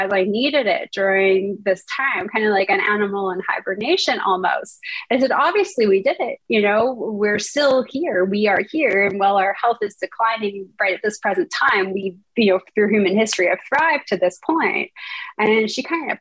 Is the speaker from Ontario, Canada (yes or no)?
yes; Toronto, Ontario, Canada; moved away as an adult; now in California, United States; I hail from Toronto, Canada